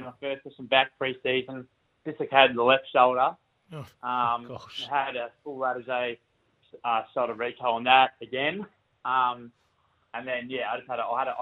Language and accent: English; Albury, New South Wales, Australia; accent: country twang; moved away as an adult; now in Adelaide, Australia; I grew up in Albury, so Albury Wodonga, down there on the border of New South Wales and Victoria